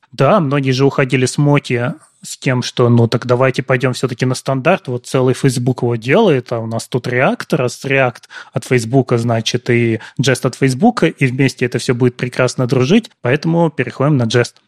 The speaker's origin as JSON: {"language": "Russian", "region": "Siberia", "country": "Russia", "said": "Я не из Питера, я из Сибири"}